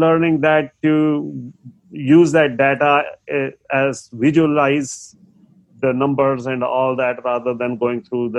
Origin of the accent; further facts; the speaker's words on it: India; English is a second language; moved away; I had moved from India, never much communicated in English, and my accent was a little, and sometimes I wouldn't understand what they are saying